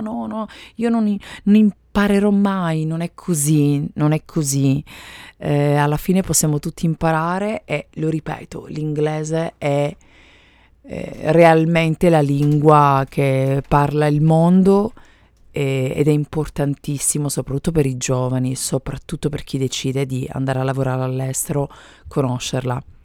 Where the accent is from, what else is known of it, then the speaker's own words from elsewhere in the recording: Italy; first language Italian; moved away as an adult; now in United States; sono madrelingua italiana